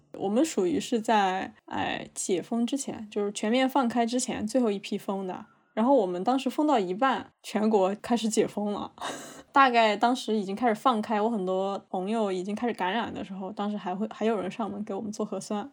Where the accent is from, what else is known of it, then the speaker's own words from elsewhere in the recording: southern China, China; moved away; also born or lived in a northern Chinese city (current residence); 我是一个南方人